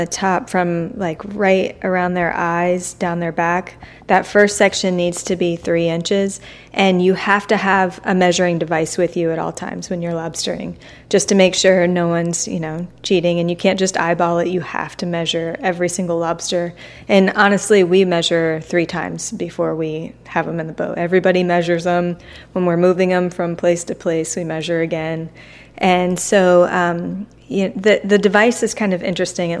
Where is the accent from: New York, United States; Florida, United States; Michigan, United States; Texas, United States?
Florida, United States; Tampa; I'm from Tampa